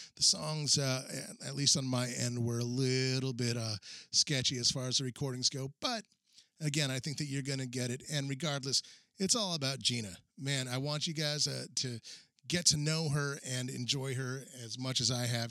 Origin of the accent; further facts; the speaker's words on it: New Mexico, United States; now in Minneapolis, United States; I'm originally from New Mexico